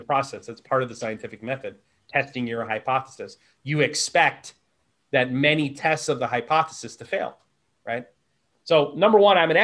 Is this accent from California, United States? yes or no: no; upstate New York, United States; also born or lived in Texas; I'm from Texas, but I grew up in upstate New York.